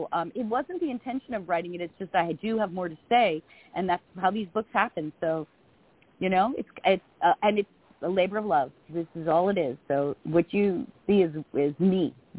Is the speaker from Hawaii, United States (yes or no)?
no; Long Island, New York, United States; And I talk like this, so don't be confused. I'm a woman from Long Island.